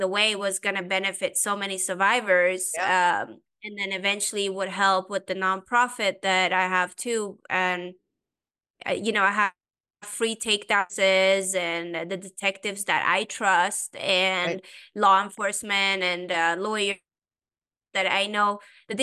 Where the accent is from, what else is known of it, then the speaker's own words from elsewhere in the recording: Sweden; also born or lived in Iran; now in United States; I'm originally Persian. I grew up in Sweden